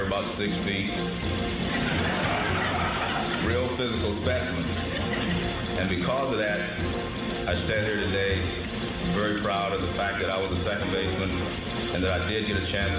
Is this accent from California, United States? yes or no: yes; Oakland, California, United States; When I grew up in Oakland